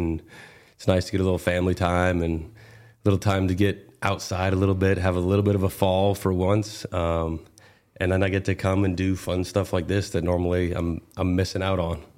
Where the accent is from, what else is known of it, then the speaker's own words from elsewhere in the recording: Northern California, United States; I grew up in Northern California